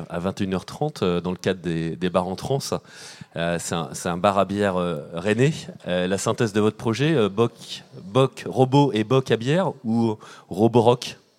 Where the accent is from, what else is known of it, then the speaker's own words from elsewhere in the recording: Nantes, Pays de la Loire, France; On vient de, on vient de, je viens de Nantes également.